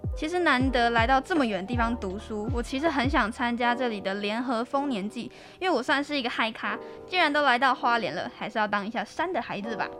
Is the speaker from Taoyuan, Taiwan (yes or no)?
yes; Taoyuan, Taiwan; moved away as an adult; now in Hualien, Taiwan; 我是桃园人